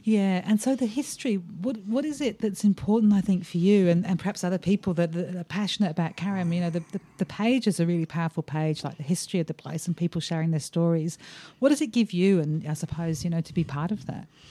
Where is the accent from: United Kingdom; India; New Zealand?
United Kingdom; England; now in Australia; I'm English